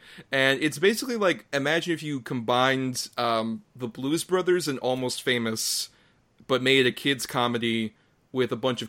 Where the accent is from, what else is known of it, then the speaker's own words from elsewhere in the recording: Florida, United States; I grew up in Florida